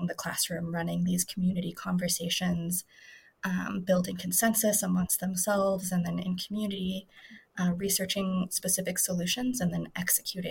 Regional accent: Colorado Springs, Colorado, United States; I was born and raised in Colorado. I attended District 11 schools in Colorado Springs

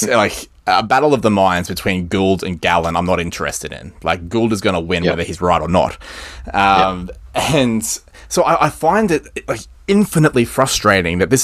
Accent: Queensland, Australia; I'm a Queenslander

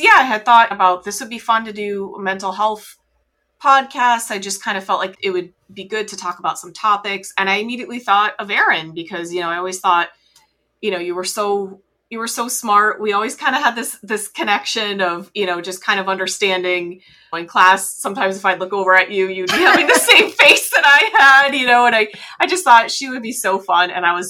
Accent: New England, United States; we're both originally from New England. You still live in Florida. I have lived in Florida.

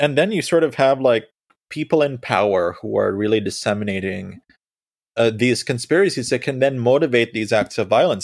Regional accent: Sri Lanka; moved away; I was born in Sri Lanka

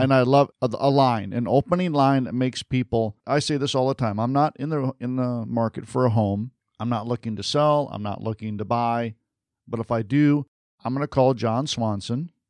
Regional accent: Michigan, United States; moved away; I'm from Michigan originally, so I'm a Sparty

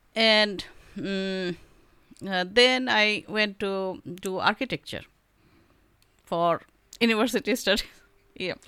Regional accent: Shillong, Meghalaya, India; first language Bengali; English is a second language; moved away as an adult; now in Whangarei, New Zealand; was born and brought up in Shillong

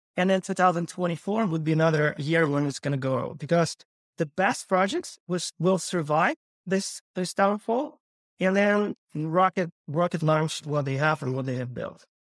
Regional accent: Kyiv, Ukraine; moved away as an adult; also born or lived in Los Angeles, United States / Santa Monica, United States; I was born and raised in Ukraine, Kyiv

